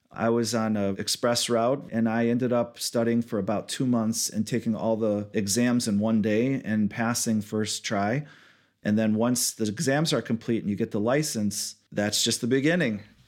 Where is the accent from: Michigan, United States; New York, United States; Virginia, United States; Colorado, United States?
Michigan, United States; Southfield; I was born and raised in Michigan, Southfield area, near Oak Park